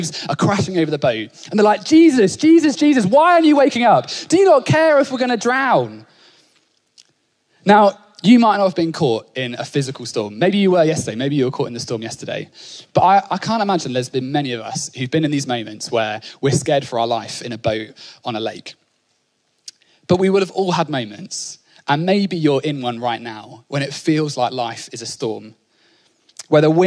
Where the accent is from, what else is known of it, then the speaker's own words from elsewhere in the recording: Norfolk, East of England, United Kingdom; I grew up in Norfolk